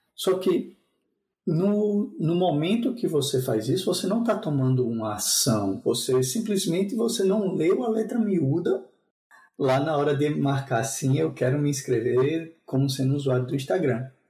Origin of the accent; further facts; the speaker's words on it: João Pessoa, Paraíba, Brazil; now in Spain; eu sou natural de João Pessoa